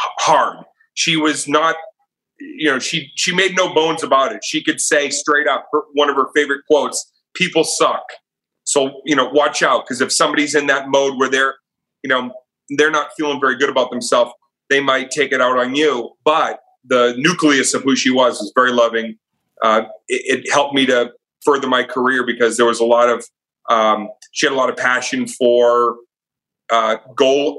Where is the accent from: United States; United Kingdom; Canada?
United States; outside of Boston, Massachusetts; I grew up outside of Boston.